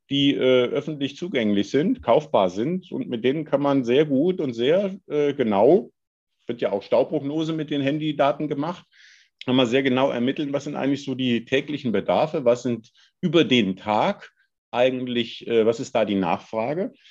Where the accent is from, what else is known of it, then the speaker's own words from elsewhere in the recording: Hesse, Germany; ich komme ich komm selber vom Lande, aus Nordhessen.